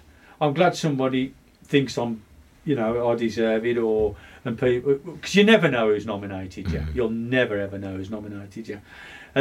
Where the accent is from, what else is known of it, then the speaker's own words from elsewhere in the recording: West Bromwich, West Midlands, United Kingdom; I'm a local lad. I'm born and bred in West Brom